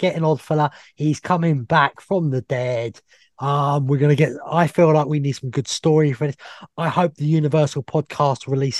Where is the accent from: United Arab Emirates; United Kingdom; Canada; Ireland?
United Kingdom; England; I'm English.